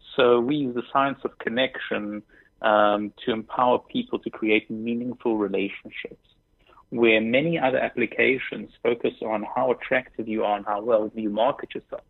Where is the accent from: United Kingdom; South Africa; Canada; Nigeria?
South Africa; moved away as an adult; also born or lived in Israel; now in New York, United States; Born in Israel, grew up in South Africa, and moved to the United States about six years ago